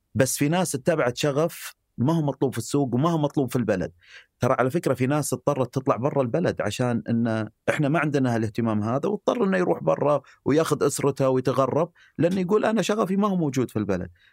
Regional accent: Eastern Province, Saudi Arabia; اني يعني من الشرقيه

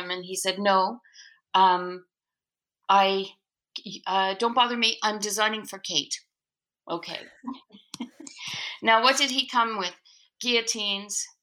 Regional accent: the Maritimes, Canada; now in Quebec, Canada; I grew up in the Maritimes

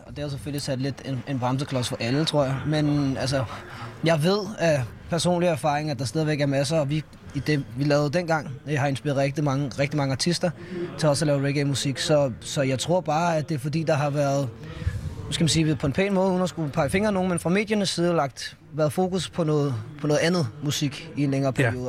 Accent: Allerød, Capital Region of Denmark, Denmark; Jeg er fra Nordsjælland

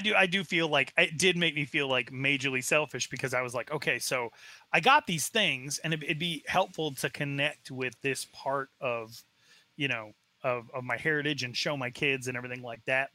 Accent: Arizona, United States; I was raised in Arizona, very far away from the reservation.

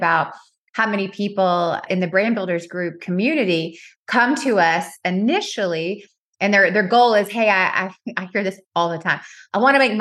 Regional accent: the South, United States; accent: Southern; my Southern accent

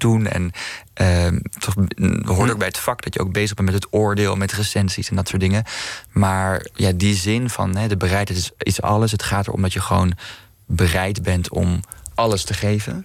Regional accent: Amsterdam, North Holland, Netherlands; also born or lived in Maastricht

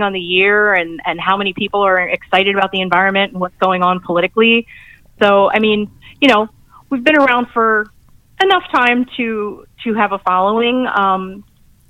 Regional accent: Columbus, United States; I grew up in Columbus and everyone was a hunter and a fisher

